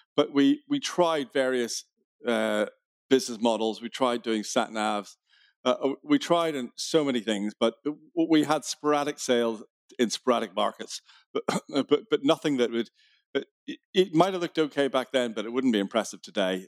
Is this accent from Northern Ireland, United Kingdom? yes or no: yes; Belfast, Northern Ireland, United Kingdom; accent: Irish; I was born in Belfast